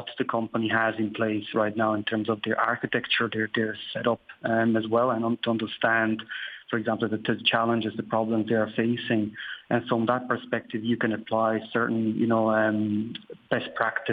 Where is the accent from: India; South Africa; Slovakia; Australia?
Slovakia; also born or lived in Waterford, Ireland / Dublin, Ireland; now in Ireland; I'm originally actually from Slovakia, but I moved to Ireland over 19 years ago.